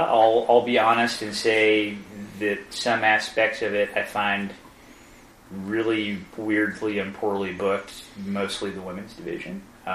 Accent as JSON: {"language": "English", "region": "the South", "country": "United States", "tie": "born or raised there", "said": "Growing up in the South, watching old NWA on Channel 17"}